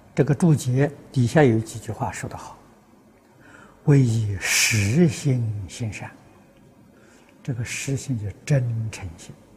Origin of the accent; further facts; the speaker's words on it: Tongcheng, Anhui, China; moved away; 清朝有个同城派啊，就出在我们家乡